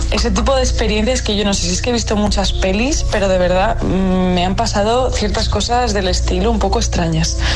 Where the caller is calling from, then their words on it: Madrid, Community of Madrid, Spain; Buenos días, agitadores. … de Madrid.